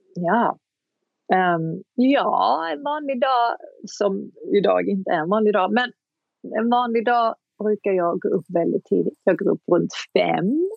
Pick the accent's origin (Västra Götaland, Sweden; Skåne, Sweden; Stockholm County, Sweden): Skåne, Sweden; Kristianstad; moved away as an adult; also born or lived in Hollywood; jag kom ju direkt från Kristianstad och Kristianstad är en ganska liten stad